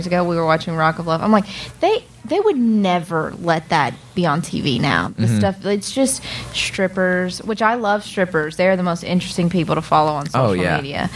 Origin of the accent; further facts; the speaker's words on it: Alabama, United States; moved away; I'm from Alabama